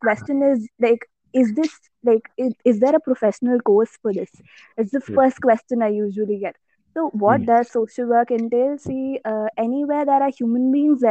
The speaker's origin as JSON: {"language": "English", "town": "Ghaziabad", "region": "Uttar Pradesh", "country": "India", "tie": "born or raised there", "also_born_or_lived": "Kerala", "moved": "as an adult", "lives_now": "Chennai, India", "said": "So my native is Kerala and I've been born and brought up in Ghaziabad, like all my life."}